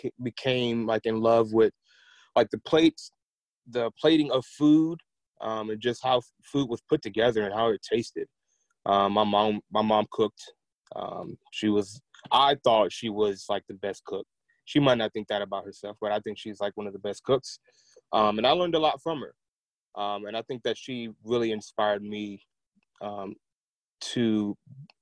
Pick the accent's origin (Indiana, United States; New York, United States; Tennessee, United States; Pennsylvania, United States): Tennessee, United States; Nashville; also born or lived in Portsmouth, Virginia / Kentucky; Originally, I am from Virginia, Portsmouth, Virginia, but I grew up in Nashville.